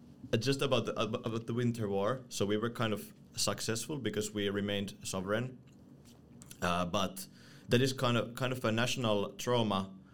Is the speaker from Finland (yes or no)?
yes; Finland; moved away as an adult; now in Brussels, Belgium; I come from Finland and darkness is nothing new to me.